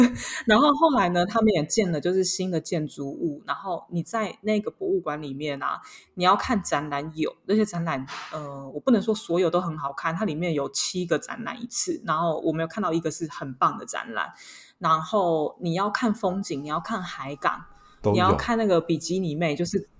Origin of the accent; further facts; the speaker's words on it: France; 然后他们要么就是来我们。左就是他们的左边邻居，就是我们法国这边度假